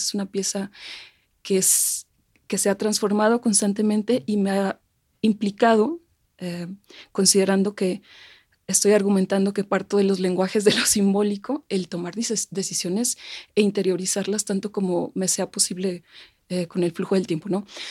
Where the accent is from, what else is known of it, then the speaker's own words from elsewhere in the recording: Mexico; nos representa como mexicanos, como mexicanas